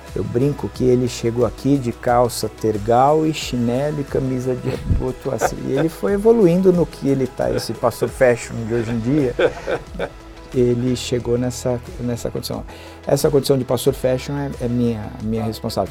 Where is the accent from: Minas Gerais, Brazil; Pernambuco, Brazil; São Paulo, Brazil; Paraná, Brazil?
São Paulo, Brazil; nós falamos que éramos de São Paulo